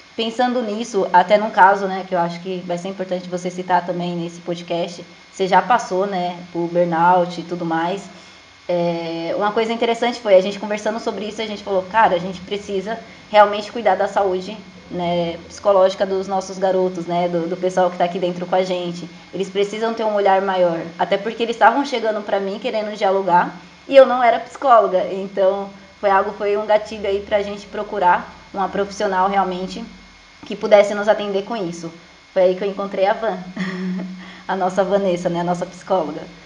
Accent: Alagoas, Brazil; now in Jandira, Brazil; eu sou de Alagoas, né, mas atualmente moro em Jandira, São Paulo

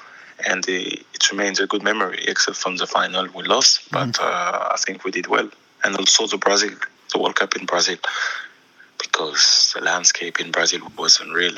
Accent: Auxerre, Bourgogne-Franche-Comté, France; first language French; English is a second language; moved away as an adult; also born or lived in London, United Kingdom; now in United States; my first call in my hometown, in the club I was playing

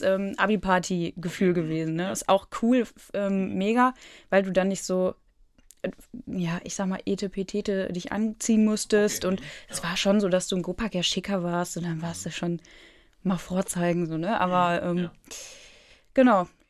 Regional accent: Herford, North Rhine-Westphalia, Germany; ich komme ja aus Herford und bin da auch geboren.

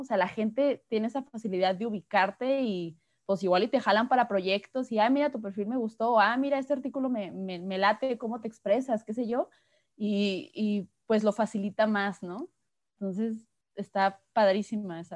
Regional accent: Guadalajara, Jalisco, Mexico; soy de aquí de Guadalajara, México

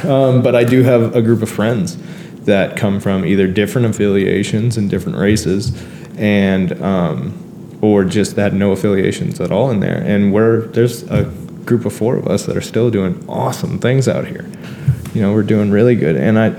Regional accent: Brampton, Ontario, Canada; born there; I essentially was given a fresh start here in Canada, because, again, I was born in Brampton.

